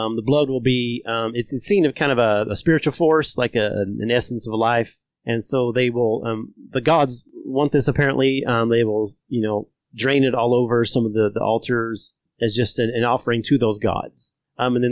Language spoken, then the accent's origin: English; Eastern Kentucky, United States; I'm from Eastern Kentucky.